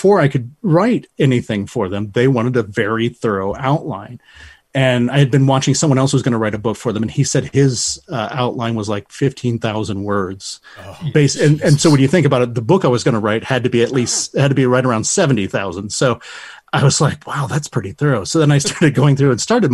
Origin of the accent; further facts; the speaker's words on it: Lima, Ohio, United States; also born or lived in Toledo, Ohio; My hometown is Lyme, Ohio